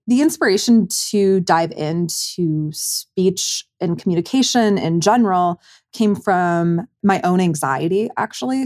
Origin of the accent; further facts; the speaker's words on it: Commerce Township, Michigan, United States; my hometown of Commerce Township, Michigan